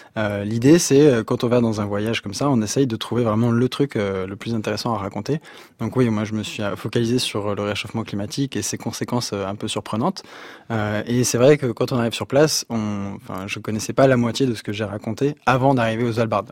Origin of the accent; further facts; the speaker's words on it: Sury-le-Comtal, Auvergne-Rhône-Alpes, France; moved away; also born or lived in Guadeloupe / Thailand; on a grandi à Suril-Comtal dans la Loire